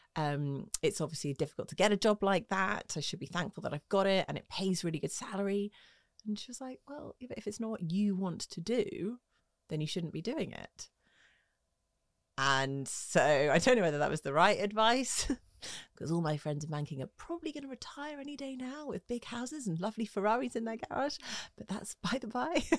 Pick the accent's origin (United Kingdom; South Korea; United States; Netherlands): United Kingdom; Twickenham, London; also born or lived in Hammersmith; grew up in Twickenham